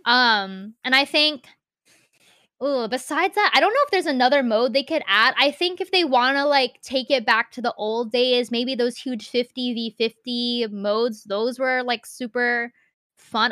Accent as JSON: {"language": "English", "region": "Central Virginia", "country": "United States", "tie": "born or raised there", "said": "I've been living in Central Virginia since I was, like, four years old."}